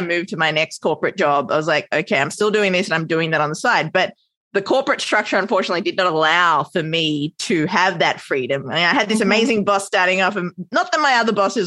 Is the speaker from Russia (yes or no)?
no; Australia; also born or lived in Sri Lanka; now in New York, United States; Australian raised, hence my adorable accent